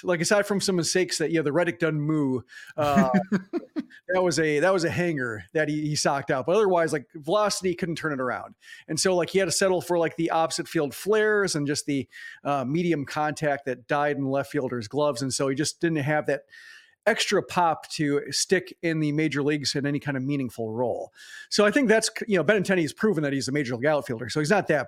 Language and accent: English; Tennessee, United States; moved away; we're from Tennessee